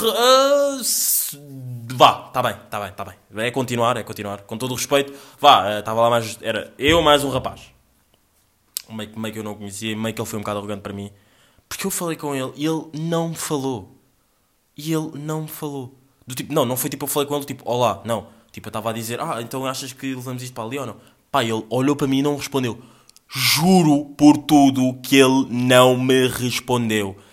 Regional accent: Angola; meio que está no meu sangue, meio que sou angolano

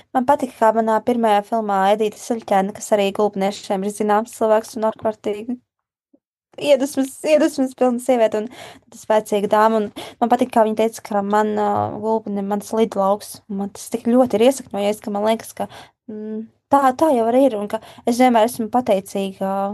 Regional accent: Gulbene, Gulbene Municipality, Latvia; moved away; šis ā, projekts arī saistās ar manu dzimto pilsētu, un es rakstīšu grāmatu, kurā būs ā, manas dzimtās pilsētas ā, cilvēki

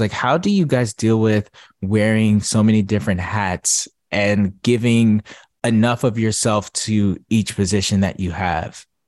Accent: Atlanta, Georgia, United States; I'm from Atlanta

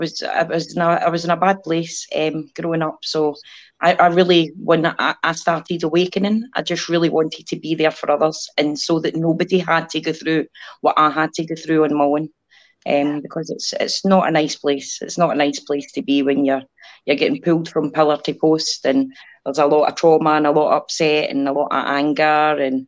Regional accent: Scotland, United Kingdom; I'm from Scotland.

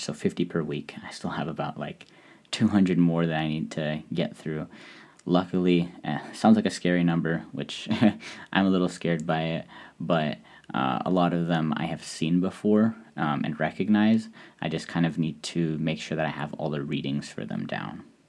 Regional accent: Hungary; as someone who is from Eastern Europe, I'm from Hungary

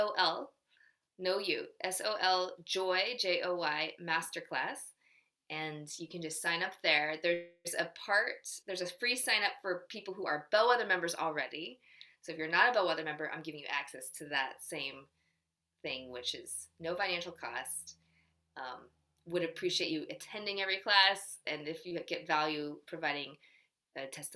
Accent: United States; In Korea, I'm Korean 100% with like a teeny bit of Japanese, but they know I'm American

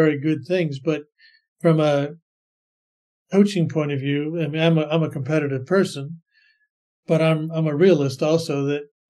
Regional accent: Bay Area, California, United States; moved away as an adult; also born or lived in Singapore; now in Sydney, Australia; I grew up in the Bay Area

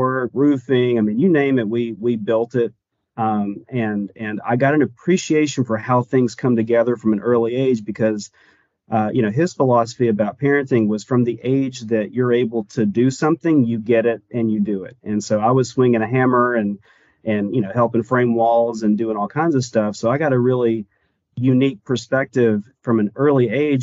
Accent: Chatsworth, Georgia, United States; also born or lived in Dalton, Georgia; growing up in and around that area

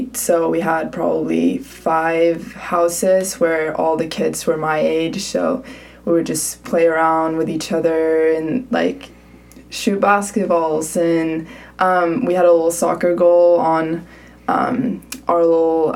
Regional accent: Stockholm, Stockholm County, Sweden; English is a second language; moved away as an adult; also born or lived in California, United States; now in Berkeley, United States; I'm from Stockholm. Moved here for college

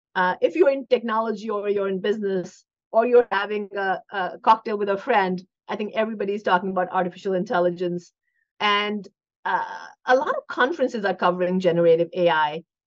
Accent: India; now in United States; I grew up in India

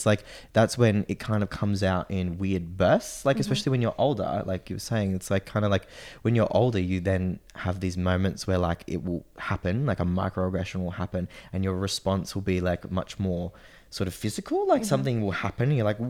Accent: Sydney, New South Wales, Australia; oh, well, my mom is Japanese, but I was born in Sydney.

